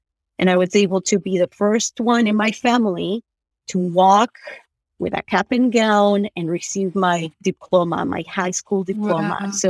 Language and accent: English; Utah, United States; also born or lived in Argentina; We landed in LA. And then we drove to Utah, but like I grew up in Utah, pretty much.